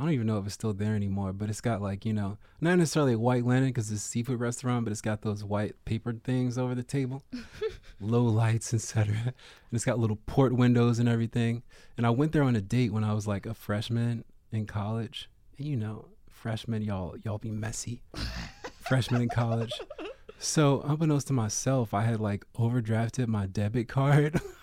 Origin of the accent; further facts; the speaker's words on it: Baltimore, Maryland, United States; when I was growing up in Baltimore in the nineties and, like, early two thousands